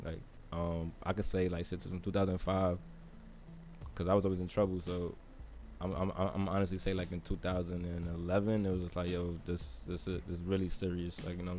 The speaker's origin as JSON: {"language": "English", "town": "Jersey City", "region": "New Jersey", "country": "United States", "tie": "born or raised there", "also_born_or_lived": "Clifton, New Jersey / Paterson, New Jersey", "moved": "yes", "said": "I grew up on Pine and Whiting, but I moved in 2001."}